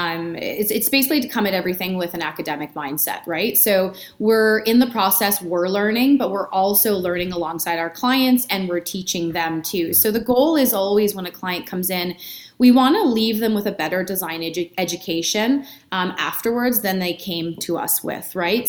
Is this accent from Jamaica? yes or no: no; Edmonton, Alberta, Canada; now in Calgary, Canada; I was born and raised in Edmonton